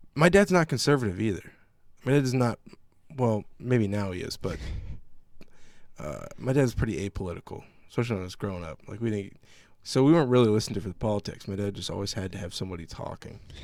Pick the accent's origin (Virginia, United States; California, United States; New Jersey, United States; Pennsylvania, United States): Virginia, United States; growing up in Virginia